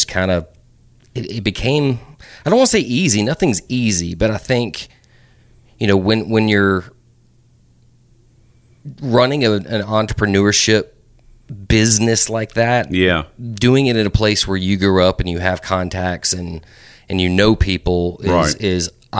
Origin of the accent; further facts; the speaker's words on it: Brentwood, Tennessee, United States; I grew up here in Brentwood.